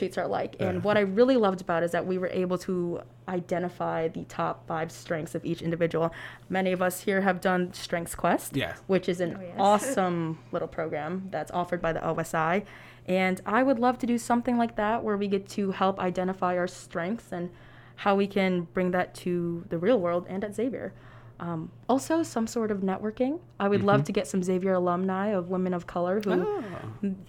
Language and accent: English; Romeoville, Illinois, United States; I am a junior nursing major with minors in population health and applied health sciences from Romeoville, Illinois.